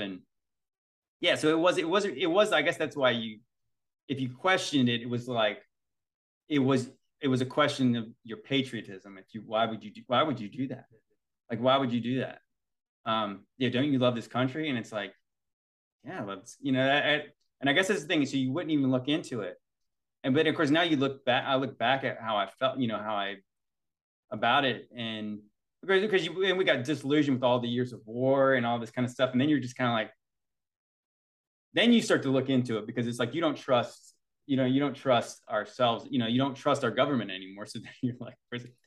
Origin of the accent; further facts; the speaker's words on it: Virginia, United States; So we're from Virginia.